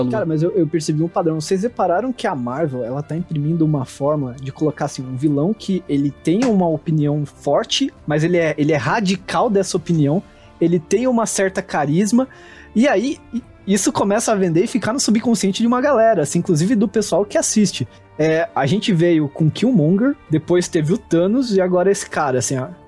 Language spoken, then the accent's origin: Portuguese; Brazil; como brasileiro